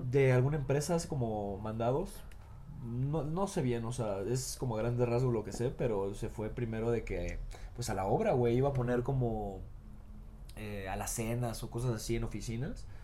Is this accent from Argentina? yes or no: no; Mexico